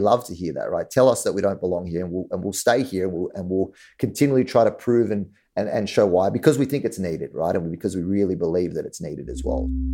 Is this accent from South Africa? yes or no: no; Australia; moved away as an adult; now in New York, United States; I'm from Australia, um, so definitely not New York.